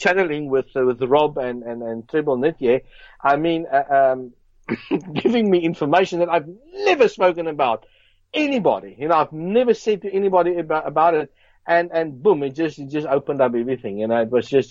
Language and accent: English; Johannesburg, Gauteng, South Africa; I grew up in South Africa, Johannesburg, Brixton.